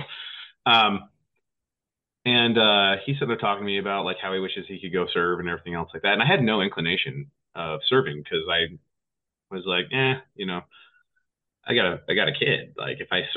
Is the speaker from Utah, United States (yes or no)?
yes; West Jordan, Utah, United States; now in Montana, United States; I grew up in West Jordan, Utah, a small town back in the day